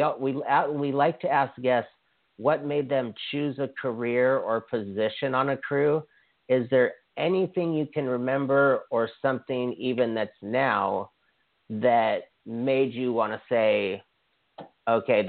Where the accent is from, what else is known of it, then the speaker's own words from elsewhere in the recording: Hawaii, United States; I'm from Hawaii, and Dwayne Johnson is from the island I went to high school on